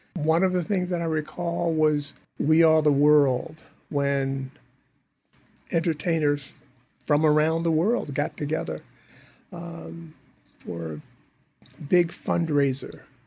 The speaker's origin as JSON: {"language": "English", "town": "New York City", "region": "New York", "country": "United States", "tie": "born or raised there", "said": "a youngster growing up in Harlem in New York"}